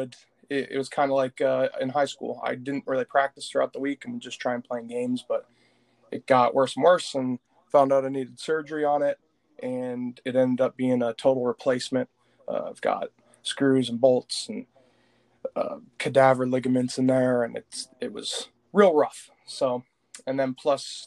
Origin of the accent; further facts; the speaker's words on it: Flint, Michigan, United States; also born or lived in Linden, Michigan; I graduated 2017 out of Lake Fenton High School in Linden, Michigan. I'm from Flint, Michigan